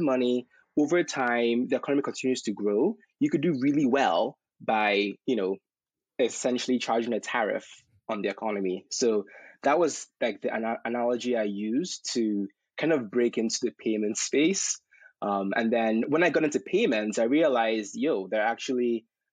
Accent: Nigeria; also born or lived in Texas; now in United States; I was a young kid growing up in Nigeria

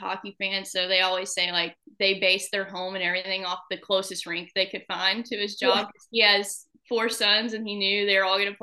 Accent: Guntersville, Alabama, United States; accent: Southern; moved away as an adult; now in Rauma, Finland; I'm from Alabama. I'm from Gunnersville, Alabama, which is a tiny little town on a lake

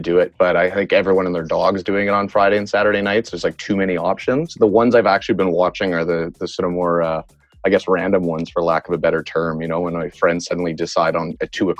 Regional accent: Montreal, Quebec, Canada; moved away as an adult; now in Vancouver, Canada; I grew up in Quebec in Montreal

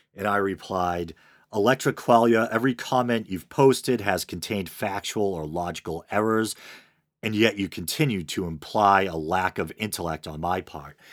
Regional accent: Boston, Massachusetts, United States; accent: Boston; I have a Boston accent, which some might mistake for a New York or a Jersey accent

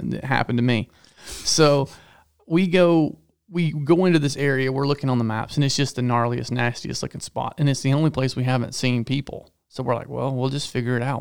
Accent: Georgia, United States; growing up in Georgia where everything's trees and hills

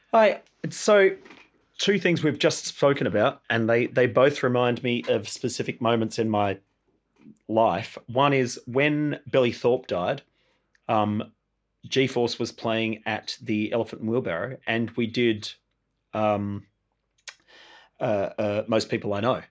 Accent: Tasmania, Australia; also born or lived in Hobart, Tasmania / Queenstown, Tasmania; I was born in Hobart, but I, I kind of spent the first couple of years of my life growing up on the west coast of Tasmania.

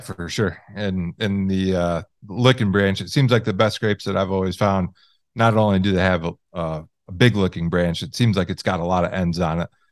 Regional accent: Michigan, United States; I grew up in Michigan

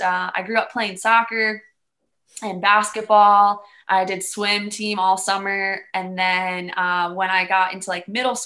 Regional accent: Maryland, United States; also born or lived in Bowie, Maryland / Calvert County, Maryland; now in Boone, United States; I grew up in Maryland. So I grew up in Bowie, Maryland, and then we moved to Calvert County, which is like Southern Maryland

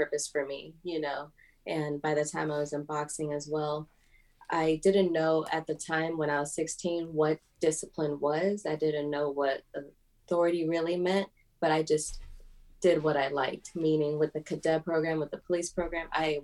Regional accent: Los Angeles, California, United States; I grew up in Venice, California

